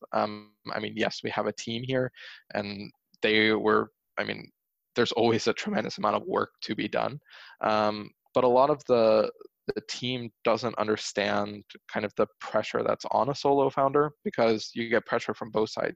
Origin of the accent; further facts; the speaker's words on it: Pennsylvania, United States; I grew up in Pennsylvania